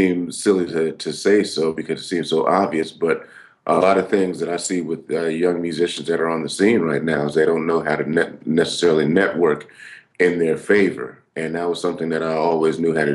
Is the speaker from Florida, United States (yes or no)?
no; California, United States; born or raised there